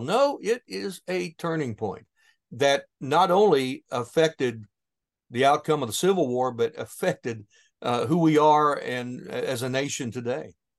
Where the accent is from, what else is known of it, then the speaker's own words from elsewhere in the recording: southern Ohio, United States; my hometown here in southern Ohio